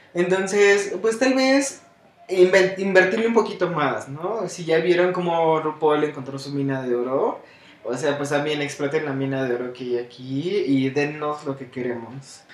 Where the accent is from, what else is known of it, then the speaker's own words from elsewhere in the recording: Mexico City, Mexico; siendo mexicano y criándonos en este, en la mera Ciudad de México